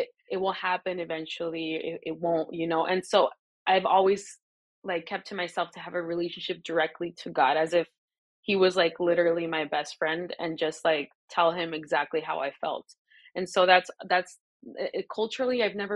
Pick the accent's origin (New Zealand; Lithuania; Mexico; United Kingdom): Mexico; Tecate, Baja California; moved away; also born or lived in Paris / Los Angeles; I was born and raised in Tecate, Baja California, which is like a little town, a border town with San Diego.